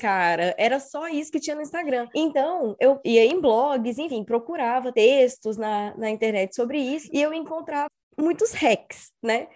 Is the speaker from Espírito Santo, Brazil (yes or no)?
yes; Espírito Santo, Brazil; moved away as an adult; also born or lived in Belo Horizonte; Eu sou capixaba, sou do Espírito Santo